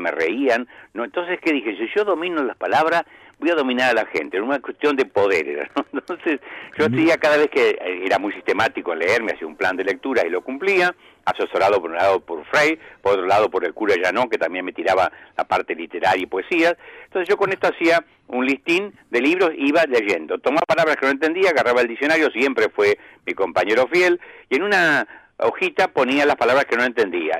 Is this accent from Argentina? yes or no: yes; Argentina; soy argentino